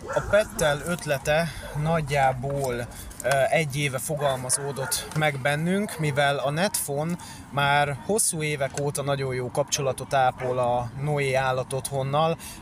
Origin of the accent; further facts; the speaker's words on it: Pest, Hungary; én egyébként Pest megyében élek, tehát nem a, nem a fővárosban, kertesházba születtem jelenleg is, kertesházban élünk